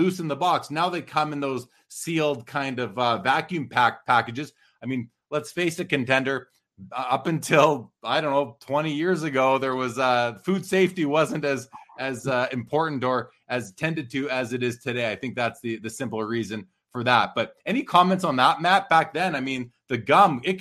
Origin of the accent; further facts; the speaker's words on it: Winnipeg, Manitoba, Canada; I grew up in Winnipeg in Canada.